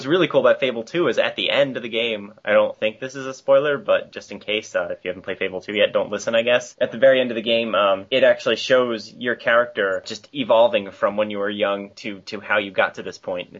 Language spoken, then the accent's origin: English; United States; We Americans appreciate your accents.